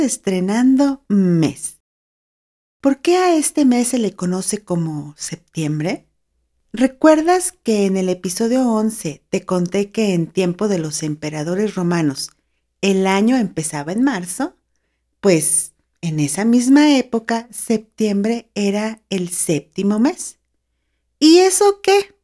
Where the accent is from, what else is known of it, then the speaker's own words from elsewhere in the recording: Mexico; also born or lived in San Luis Potosí; acá en mi país, México